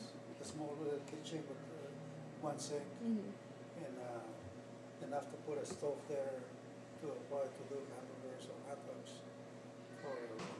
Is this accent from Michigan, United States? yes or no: no; Youngstown, Ohio, United States; also born or lived in Mexico; We are from the west side, because when we came from Mexico, my family located on the west side of town, of Youngstown, and we were very much familiar with this side of town.